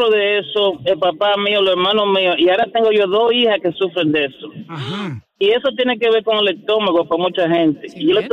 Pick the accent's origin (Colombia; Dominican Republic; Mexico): Dominican Republic; yo soy dominicano moreno